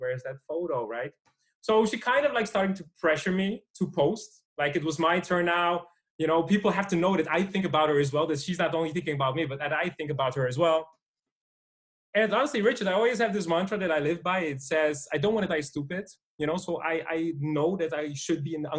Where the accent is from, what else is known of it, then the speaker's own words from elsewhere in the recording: Amsterdam, North Holland, Netherlands; So I'm from Holland, from Amsterdam.